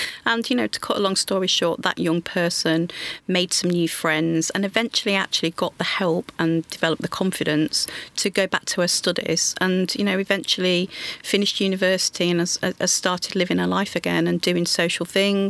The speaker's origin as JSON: {"language": "English", "town": "Grimsby", "region": "Yorkshire and the Humber", "country": "United Kingdom", "tie": "born or raised there", "said": "So I grew up in Grimsby in Lincolnshire."}